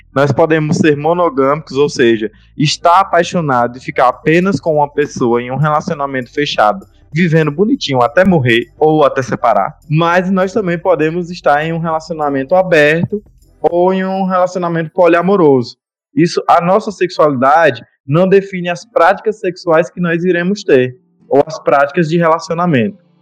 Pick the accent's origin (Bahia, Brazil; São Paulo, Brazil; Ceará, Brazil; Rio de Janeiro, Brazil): Bahia, Brazil; Remanso; also born or lived in Juazeiro; voltado pra minha cidade natal, que é Remanso